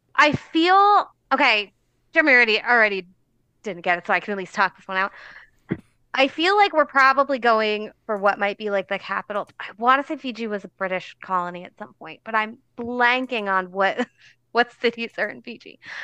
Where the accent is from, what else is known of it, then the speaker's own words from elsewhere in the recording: New Jersey, United States; I'm from New Jersey. The town I grew up in had a garbage dump